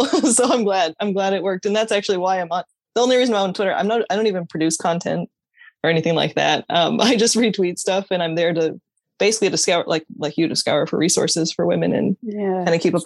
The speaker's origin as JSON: {"language": "English", "town": "Aurora", "region": "Colorado", "country": "United States", "tie": "born or raised there", "moved": "as an adult", "lives_now": "Des Moines, United States", "said": "I reside in Des Moines, Iowa, but I grew up in Aurora, Colorado"}